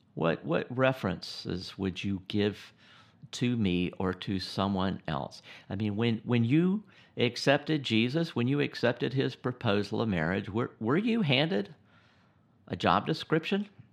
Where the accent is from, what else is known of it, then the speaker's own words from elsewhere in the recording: United States; I'm an American